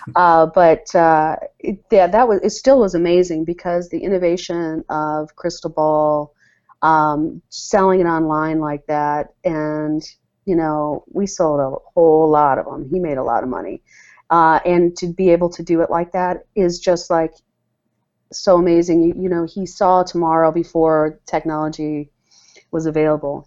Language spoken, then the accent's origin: English; Ann Arbor, Michigan, United States; also born or lived in London, England / New York City / Detroit, Michigan; I grew up in the Michigan area, Ann Arbor, Michigan